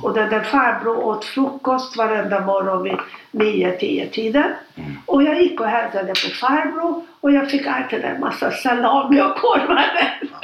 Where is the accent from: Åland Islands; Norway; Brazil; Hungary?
Hungary; Budapest; moved away as an adult; now in Stockholm, Sweden; Jag är född 1936 mm. och jag är född i Budapest. Mm. Och jag har inga syskon, det var mamma och pappa. Mm. Och vi bodde i Budapest eh, ända fram till 1956